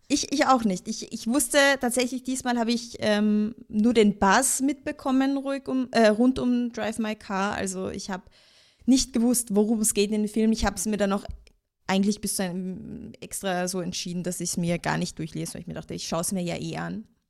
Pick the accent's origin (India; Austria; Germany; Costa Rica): Austria; bei uns in Österreich